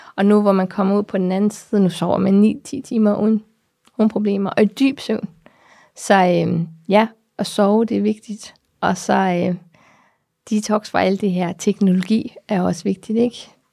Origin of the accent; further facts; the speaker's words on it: Namibia; moved away; jeg kommer fra Namibia, som jeg sagde der i starten, og det er solskinslandet